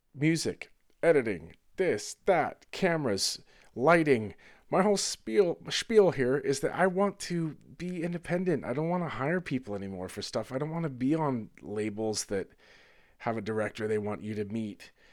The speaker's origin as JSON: {"language": "English", "region": "Northern California", "country": "United States", "tie": "born or raised there", "said": "I grew up in Northern California"}